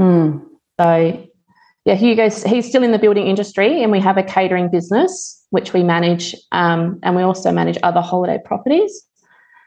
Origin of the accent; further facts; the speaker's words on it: Streaky Bay, South Australia, Australia; moved away as an adult; also born or lived in Adelaide, Australia; relocated to my hometown